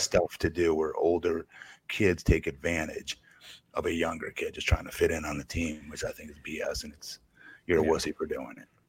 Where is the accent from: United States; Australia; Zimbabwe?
United States; Connecticut; I was from Connecticut